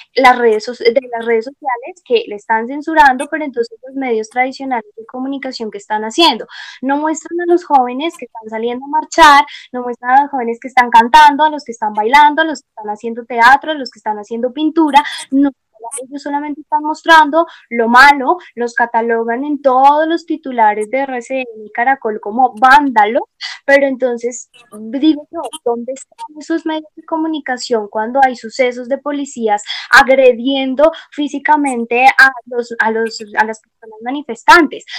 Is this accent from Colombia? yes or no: yes; Colombia; para nosotros como colombianos